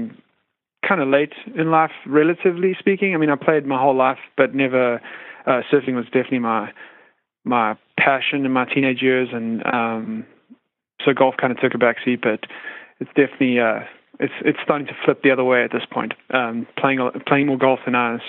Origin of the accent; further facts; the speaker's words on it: South Africa; moved away as an adult; now in United States; I have a funny accent and I'm not originally from the United States. I'm originally from South Africa, but I've spent the last 12 to 15 years here in the U.S.